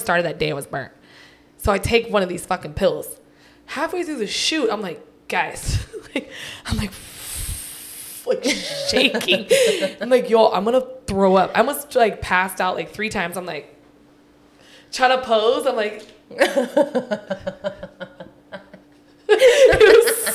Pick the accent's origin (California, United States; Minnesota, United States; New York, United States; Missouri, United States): California, United States; I'm from Cali.